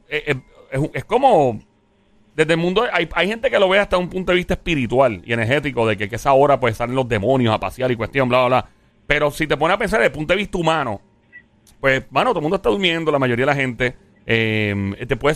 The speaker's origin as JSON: {"language": "Spanish", "town": "Caguas", "country": "Puerto Rico", "tie": "born or raised there", "said": "No, yo iba para, para mi pueblo, Cagua, en ese"}